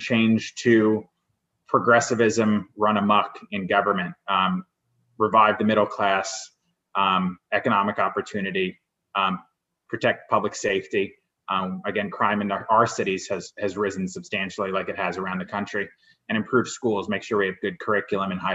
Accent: Greenwich, Connecticut, United States; I grew up in Connecticut, in Greenwich, Connecticut

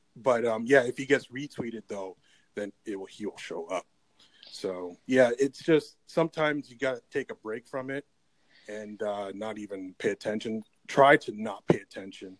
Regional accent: Canada; I'm Canadian

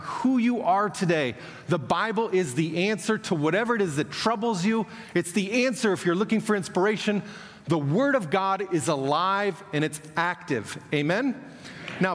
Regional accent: Kansas, United States; moved away as an adult; now in Moscow, Russia; I was born in Kansas, but 29 years ago moved on to the mission field and have been there ever since.

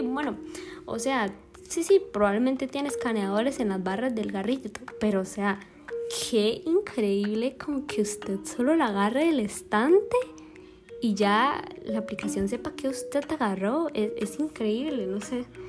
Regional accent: Alajuela, Costa Rica; soy de Alajuela

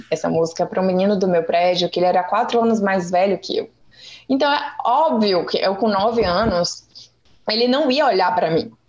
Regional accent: Salvador, Bahia, Brazil; Eu sou de Salvador, minha família toda é.

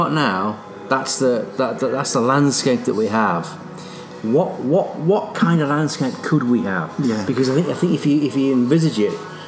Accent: Merseyside, North West England, United Kingdom; moved away as an adult; now in Scotland; I grew up in Merseyside.

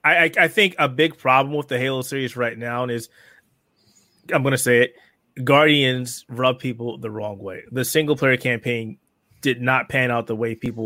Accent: United States; I'm American

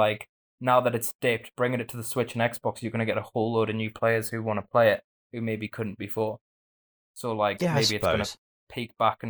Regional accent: Australia; now in United Kingdom; although I'm from Australia.

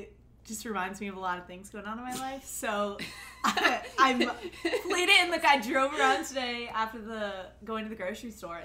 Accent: Fairfax, Virginia, United States; I'm from Fairfax, moved to Arlington after college

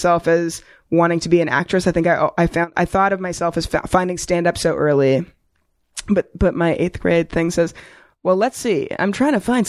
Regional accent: Toronto, Ontario, Canada; moved away as an adult; also born or lived in New York; now in Los Angeles, United States; I grew up in Toronto.

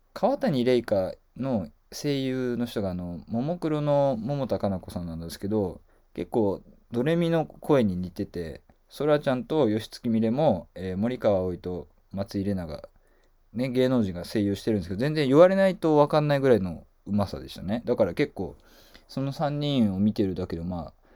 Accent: Kobe, Hyogo, Japan; 僕はあの神戸出身なんですけども

